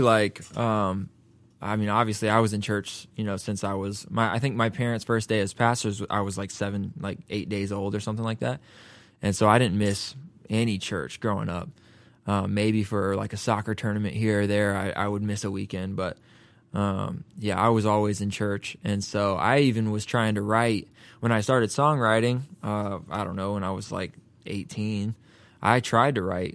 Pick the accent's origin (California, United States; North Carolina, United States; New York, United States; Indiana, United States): North Carolina, United States; Raleigh; moved away as an adult; now in Nashville, United States; I'm from North Carolina, and, uh, in Raleigh, you just don't go out every night